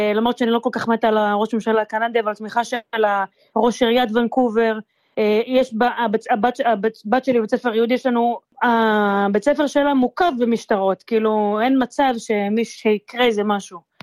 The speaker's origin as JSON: {"language": "Hebrew", "country": "Israel", "moved": "as an adult", "lives_now": "Vancouver, Canada", "said": "אני מישראל"}